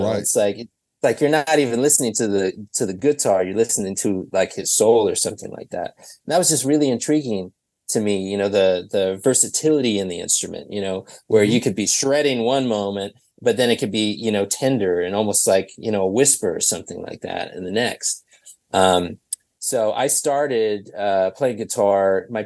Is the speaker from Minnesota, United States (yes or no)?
yes; Minneapolis, Minnesota, United States; Thankfully, I'm not there right at this moment. I'm currently on tour in Atlanta, but yeah, yeah I'm from Minneapolis.